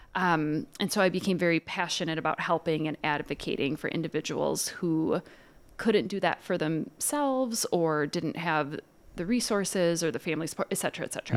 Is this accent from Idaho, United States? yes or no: no; Dubuque, Iowa, United States; moved away as an adult; also born or lived in Winona, Minnesota; now in St. Paul, United States; I'm from Dubuque, Iowa.